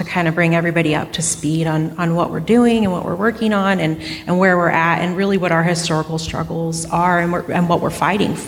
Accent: Hoopa Valley Indian Reservation, California, United States; I grew up in the Hoopa Valley Indian Reservation

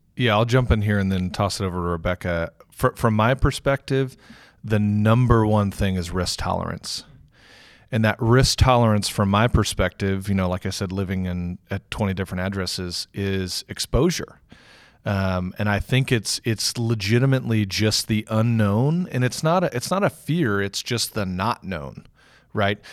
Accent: Houston, Texas, United States; moved away as an adult; also born or lived in San Francisco / Cincinnati / Germany; now in Louisville, United States; born and raised in Houston, Texas

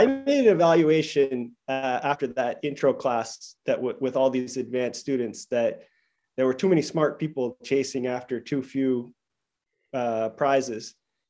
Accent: Maine, United States; now in Chicago, United States; And so I grew up in Maine

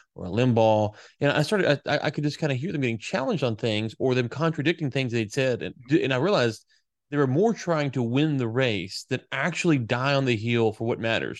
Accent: the South, United States; I grew up in the South

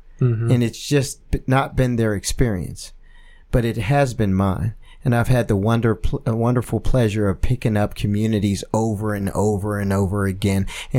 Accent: Penn Hills, Pennsylvania, United States; because we're all from Penn Hills.

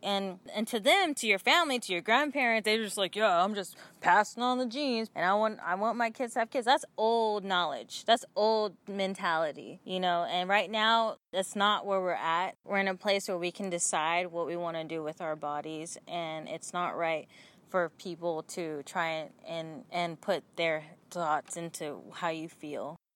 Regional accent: Oakland, California, United States; I'm from Oakland, California

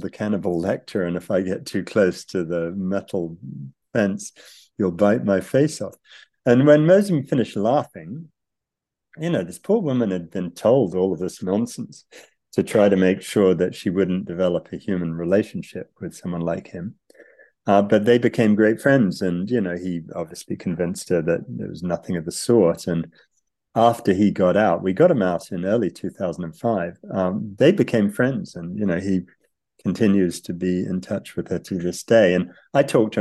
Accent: United Kingdom; moved away; also born or lived in United States; I grew up in Britain

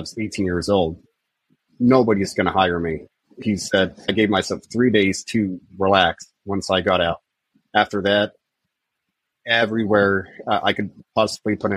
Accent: Midwest, United States; also born or lived in India; growing up in the Midwest, it's a very conservative mindset

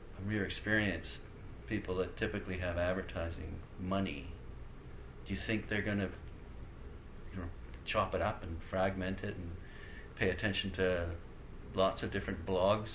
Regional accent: Canada; I'm not American. I'm Canadian

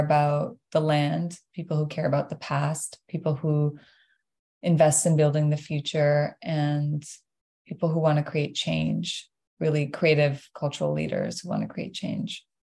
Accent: Iran; now in Toronto, Canada; born and raised in Iran.

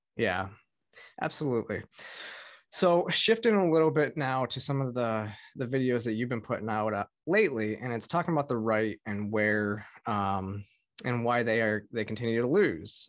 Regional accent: Michigan, United States; growing up in Michigan

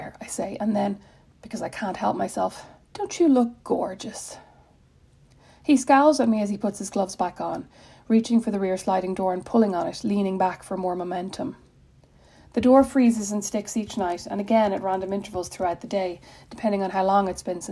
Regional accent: Ireland; moved away as an adult; now in Indiana, United States; As an Irish person

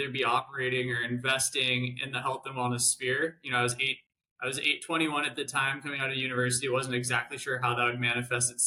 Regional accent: San Diego, California, United States; moved away as an adult; I grew up in San Diego

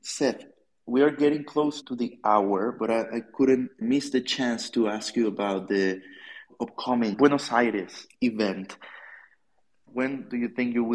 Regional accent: Venezuela; I'm from South America. I'm Venezuelan.

